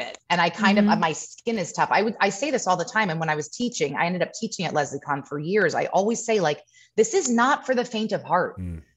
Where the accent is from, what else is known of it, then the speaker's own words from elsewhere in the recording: Carmel, California, United States; also born or lived in Hawaii; I'm from Carmel, up north.